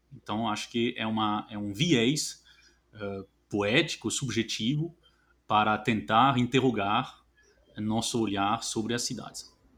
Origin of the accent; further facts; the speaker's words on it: France; moved away; eu, que sou francês